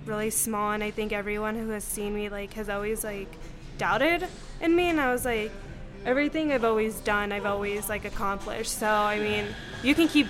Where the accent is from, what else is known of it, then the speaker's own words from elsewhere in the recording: Pagosa Springs, Colorado, United States; also born or lived in Durango, Colorado; I'm originally from Pagosa. I was born in Durango, and then I grew up in Pagosa. I lived there my whole life